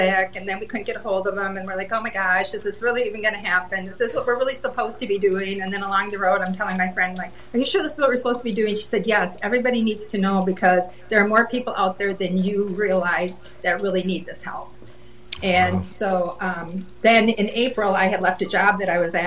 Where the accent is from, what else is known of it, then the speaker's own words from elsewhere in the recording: Minnesota, United States; moved away as an adult; now in Indiana, United States; I'm originally from Minnesota and moved here in 19, 97, I guess it was.